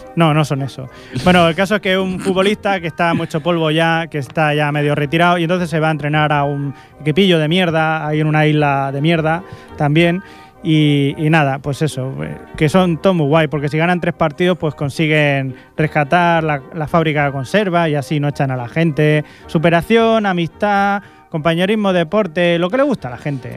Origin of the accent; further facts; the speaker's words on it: Ripollet, Catalonia, Spain; de pequeño, yo estudiaba aquí en Ripollet